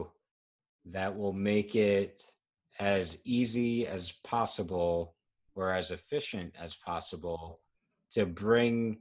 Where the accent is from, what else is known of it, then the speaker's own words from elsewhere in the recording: New York, United States; as a New Yorker